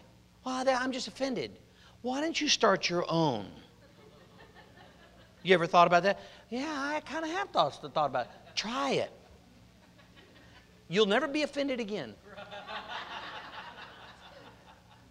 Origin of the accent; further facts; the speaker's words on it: Oregon, United States; also born or lived in Compton, California; I was born in Compton, born in Dominguez Valley Hospital, and they we moved to Oregon about 2 years later